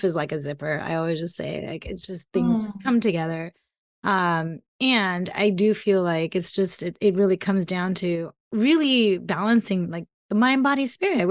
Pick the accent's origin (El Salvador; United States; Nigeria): United States; Colorado; also born or lived in Germany / Iran; Born in Germany, grew up in Colorado